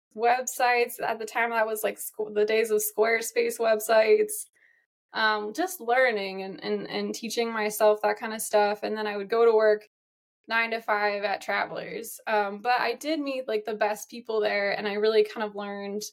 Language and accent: English; East Coast, United States; also born or lived in Chicago; I'm an East Coaster